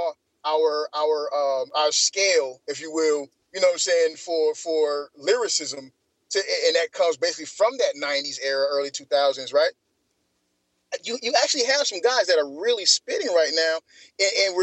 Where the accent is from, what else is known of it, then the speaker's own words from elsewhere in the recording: Atlanta, Georgia, United States; growing up in the '90s in Atlanta